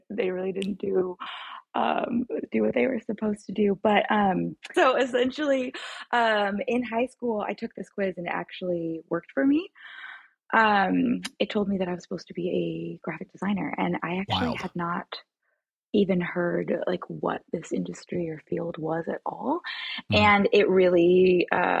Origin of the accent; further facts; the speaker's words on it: California, United States; I was born in California